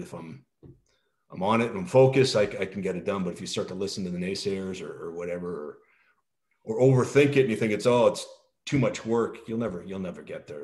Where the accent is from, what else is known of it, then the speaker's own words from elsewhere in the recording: Canada; moved away as an adult; also born or lived in France; I'm always Canadian